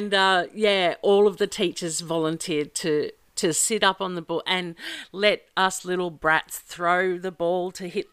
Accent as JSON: {"language": "English", "area": "Glenmore", "region": "Queensland", "country": "Australia", "tie": "born or raised there", "said": "we're from Glenmore High"}